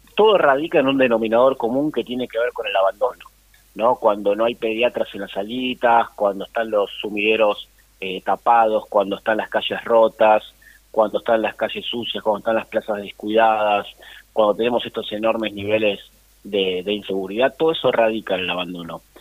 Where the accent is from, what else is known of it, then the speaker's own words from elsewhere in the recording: Lanús, Buenos Aires Province, Argentina; yo nací en un club de barrio, prácticamente en el Club Mariano Moreno, la Lanús Este, jugué, fui delegado